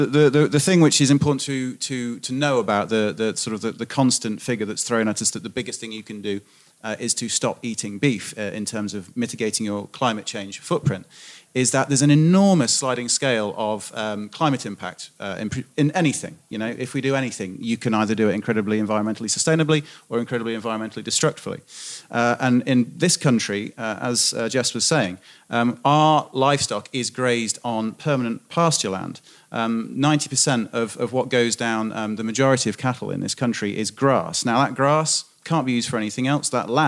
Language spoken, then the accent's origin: English; United Kingdom; Now, as a British farmer, I would agree absolutely